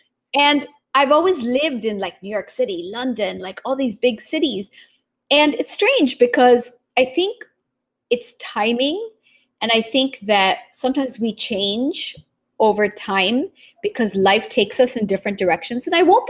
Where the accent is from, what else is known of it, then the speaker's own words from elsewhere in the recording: Japan; also born or lived in Taiwan; I was born in Taiwan, raised in Japan.